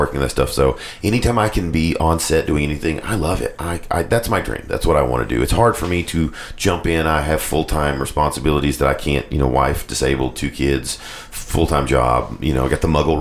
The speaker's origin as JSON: {"language": "English", "town": "Morristown", "region": "Tennessee", "country": "United States", "also_born_or_lived": "Knoxville, Tennessee", "said": "I'm a Morristown guy"}